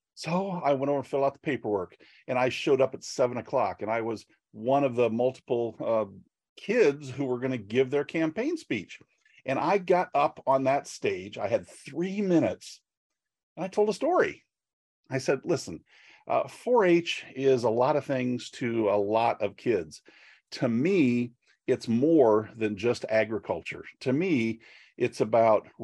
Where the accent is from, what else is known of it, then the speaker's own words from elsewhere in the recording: Northeast Iowa, United States; I grew up on a farm in Northeast Iowa